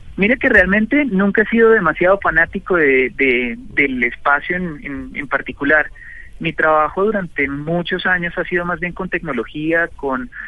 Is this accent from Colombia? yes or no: yes; Colombia